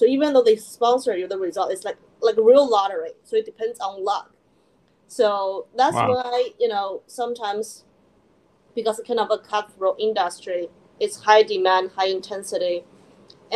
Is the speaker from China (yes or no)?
yes; China; moved away as an adult; also born or lived in Philadelphia, United States; now in New York, United States; I was born and raised in China